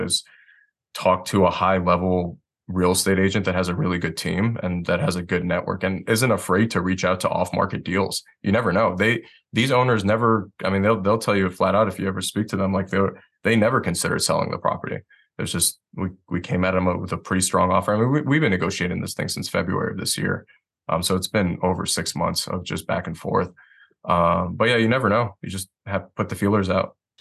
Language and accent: English; Detroit, Michigan, United States; moved away as an adult; now in Asheville, United States; I'm originally from Detroit, Michigan